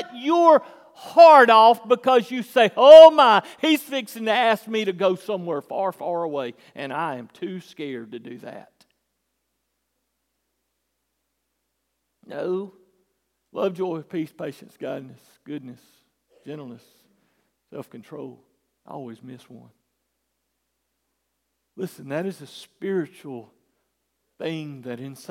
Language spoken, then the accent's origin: English; United States; we're Americans